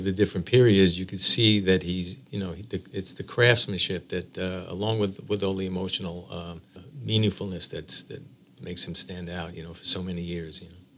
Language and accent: English; New York, United States; as a New Yorker